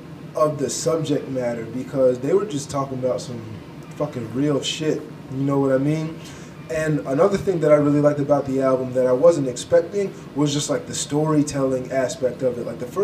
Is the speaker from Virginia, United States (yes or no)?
yes; Virginia, United States; I'm from Virginia, where ain't shit